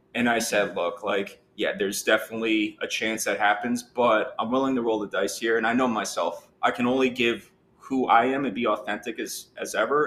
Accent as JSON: {"language": "English", "town": "Southampton", "region": "New York", "country": "United States", "tie": "born or raised there", "said": "I'm a true born and raised from Southampton"}